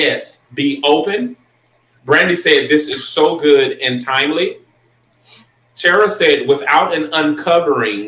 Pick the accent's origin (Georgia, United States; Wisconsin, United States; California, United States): Georgia, United States; Augusta; I am from Augusta, Georgia.